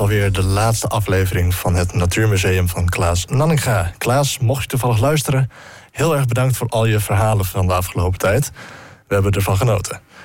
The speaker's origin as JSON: {"language": "Dutch", "country": "Netherlands", "said": "wij Nederlanders"}